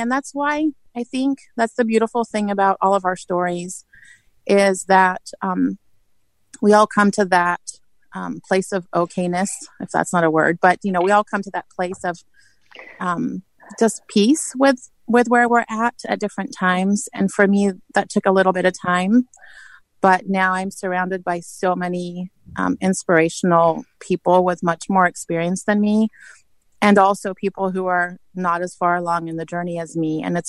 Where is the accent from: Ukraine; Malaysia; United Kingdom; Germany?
United Kingdom; England; But I grew up in England, like I said